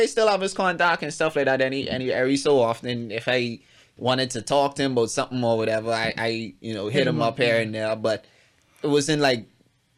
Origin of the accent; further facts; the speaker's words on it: Bahamas; I'm from Abaco